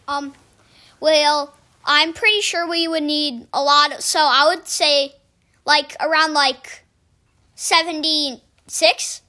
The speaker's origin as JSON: {"language": "English", "town": "Chicago", "region": "Illinois", "country": "United States", "said": "I am from Chicago"}